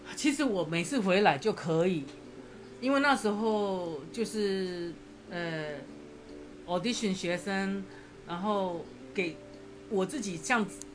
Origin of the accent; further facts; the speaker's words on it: Taiwan; moved away as an adult; now in United States; 我们还是有台湾人， 台湾人的那个，嗯。那个 identity